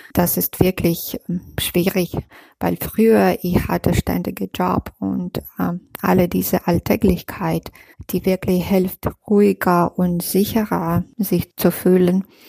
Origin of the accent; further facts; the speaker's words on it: Minsk, Belarus; German is a second language; moved away as an adult; now in Munich, Germany; meinem Heimatland Belarus